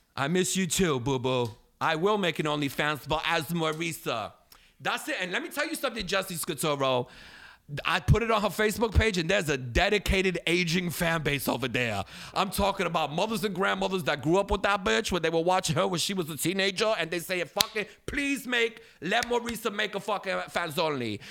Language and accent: English; New Yorker, United States; I'm American. I, you know, it's typical like American, especially New Yorker arrogance